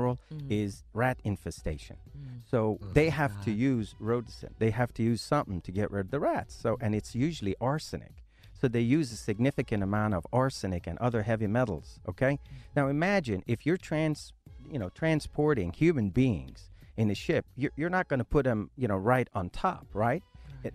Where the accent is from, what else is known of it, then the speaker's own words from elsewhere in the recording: Shiraz, Fars, Iran; moved away; I was born in Iran, the southern part of Iran, in a city called Shiraz, where the wine came from